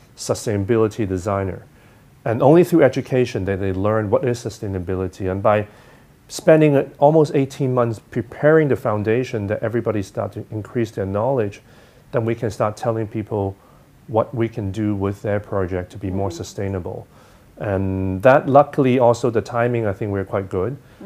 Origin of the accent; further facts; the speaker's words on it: Hong Kong; also born or lived in United States; I'm, you know, educated in the U.S., I grew up in Hong Kong